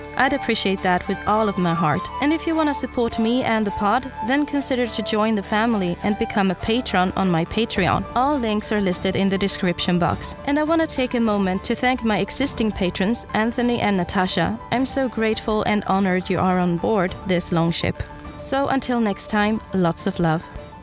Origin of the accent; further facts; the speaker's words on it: Sweden; English is a second language; I'm Swedish after all. English is not my first language.